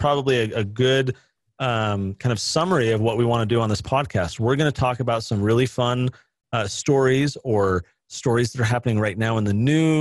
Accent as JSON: {"language": "English", "town": "San Jose", "region": "California", "country": "United States", "tie": "born or raised there", "moved": "yes", "lives_now": "Utah, United States", "said": "was out in California near the Bay Area, where I grew up in San Jose."}